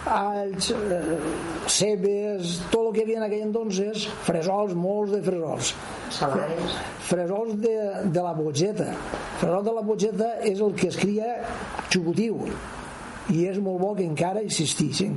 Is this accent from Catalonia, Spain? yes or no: no; Cocentaina, Valencian Community, Spain; born or raised there